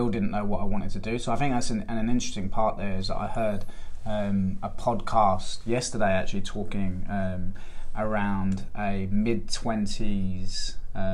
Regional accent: London, United Kingdom; now in Australia; I grew up in Camden Town in North London

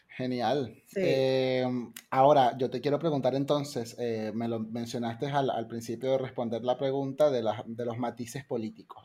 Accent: Venezuela; soy venezolano y, me, crecí también allí

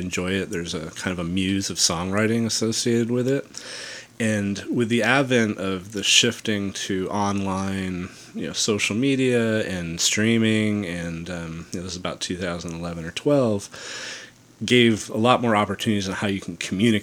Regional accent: Cranberry Lake, New York, United States; moved away; I grew up in the Northeast, and so my folks are still up in northern New York, Cranberry Lake, New York.

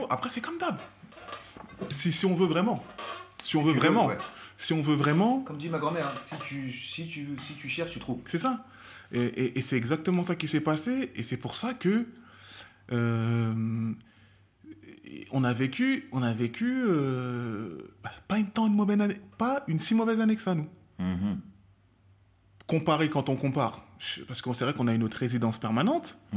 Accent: Peace River, Alberta, Canada; je savais que chez moi, à Peace River et vers la paix, il y avait rien. On le savait. Il y avait zéro cas.

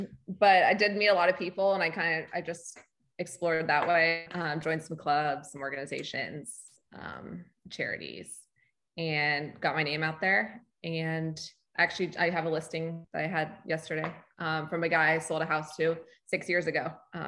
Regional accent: Honolulu, Hawaii, United States; moved away as an adult; also born or lived in Los Angeles / Charlotte; now in Lake Norman, United States; So I grew up in Hawaii, Honolulu. So I'm used to like laid back, chill

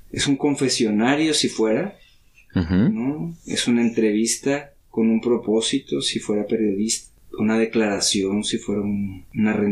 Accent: Tlatelolco, Mexico City, Mexico; born there; Yo nací en Tlatelolco.

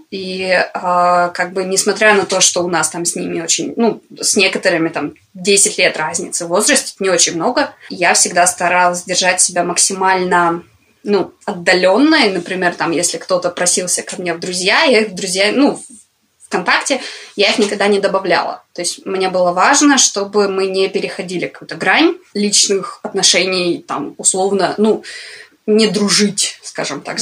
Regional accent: Komsomolsk-on-Amur, Khabarovsk Krai, Russia; когда я была уже там типа в средней школе

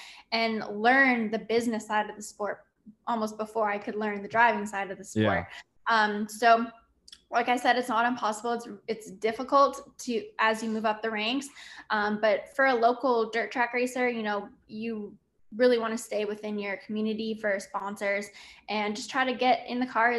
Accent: Canada; I really utilize my story as, you know, being a Canadian female and having to work really hard

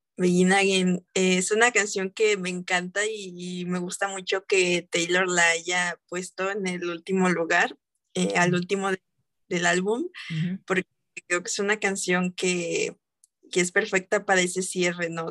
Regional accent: Mexico; aquí en mi país, México

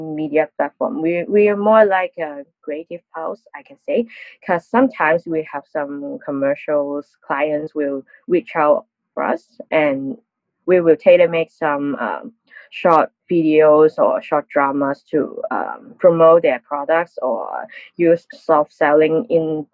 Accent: Hong Kong; I'm working in a local social media platform called Arm Channel TV in Hong Kong

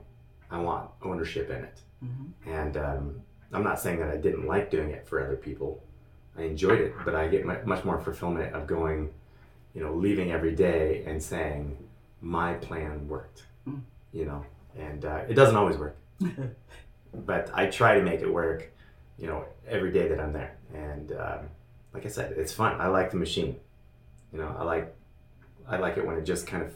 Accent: Elk / Chattaroy, Washington, United States; moved away as an adult; now in Sandpoint, United States; I grew up in Elk Chatteroy, Washington. It's about 50 miles from here

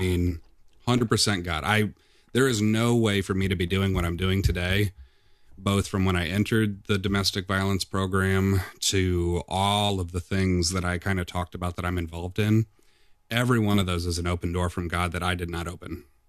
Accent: Midwest, United States; moved away as an adult; also born or lived in Nashville, Tennessee / Decatur, Illinois; I'm from a small town in the Quad City area

